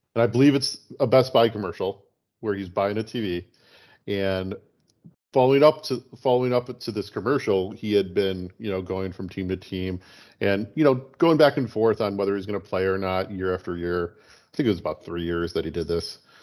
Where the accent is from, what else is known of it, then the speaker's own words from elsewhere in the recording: Chicago, Illinois, United States; growing up in Chicago